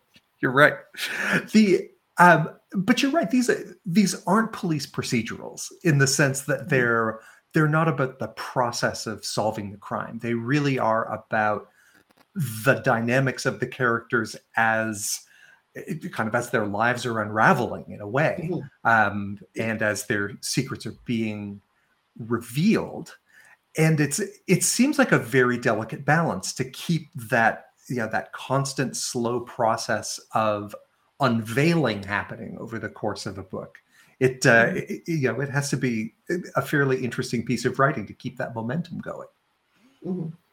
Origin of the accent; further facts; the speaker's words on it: Sandy Cove, Nova Scotia, Canada; I'm joining uh, uh you and all of our uh, our guests here from uh, from beautiful Sandy Cove, Nova Scotia